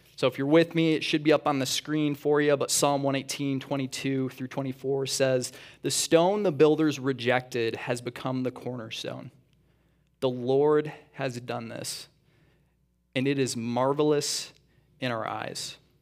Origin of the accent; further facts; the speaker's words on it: east side of Michigan, United States; moved away as an adult; also born or lived in Atlanta; We actually grew up on the east side of Michigan originally